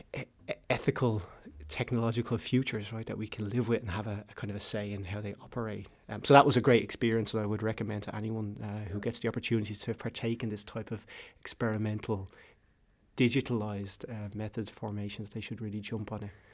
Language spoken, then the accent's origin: English; Ireland; Ireland. I'm Irish